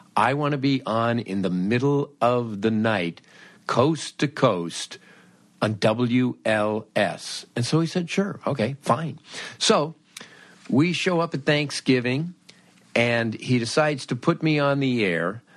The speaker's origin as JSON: {"language": "English", "town": "Los Angeles", "region": "California", "country": "United States", "tie": "born or raised there", "said": "I grew up in Los Angeles"}